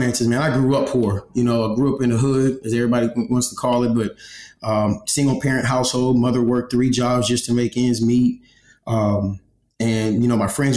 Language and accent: English; Galveston, Texas, United States; also born or lived in New Mexico; I'm a what we call an island boy. I'm from Galveston, Texas